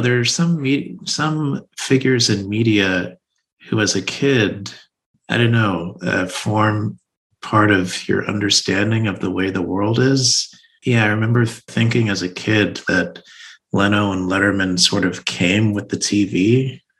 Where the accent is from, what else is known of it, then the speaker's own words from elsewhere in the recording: Texas, United States; moved away as an adult; also born or lived in New York; I grew up in Texas, child of immigrants from Nigeria